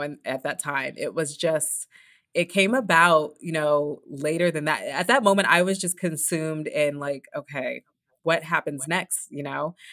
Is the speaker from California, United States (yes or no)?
yes; Los Angeles, California, United States; I'm from Los Angeles, and, you know, I had my first races there